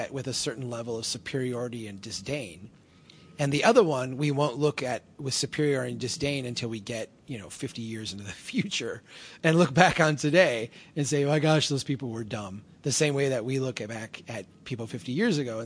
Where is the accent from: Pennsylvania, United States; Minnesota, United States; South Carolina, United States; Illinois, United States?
Minnesota, United States; I'm such a Minnesotan